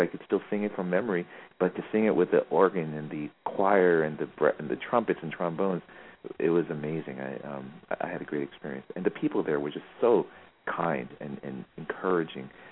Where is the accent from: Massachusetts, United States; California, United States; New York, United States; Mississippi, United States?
New York, United States; moved away; I grew up in New York